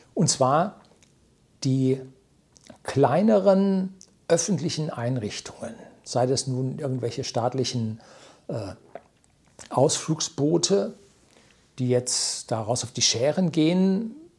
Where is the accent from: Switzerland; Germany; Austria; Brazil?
Germany; also born or lived in Weilheim, Upper Bavaria; bei uns in Deutschland